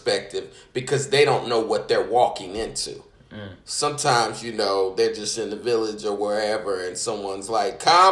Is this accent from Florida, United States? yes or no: no; Indiana, United States; I'm from Indiana